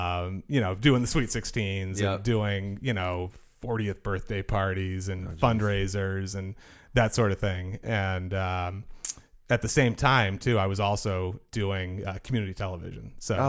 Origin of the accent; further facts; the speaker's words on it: Milton, Massachusetts, United States; So I grew up in Milton, Massachusetts, just south of Boston.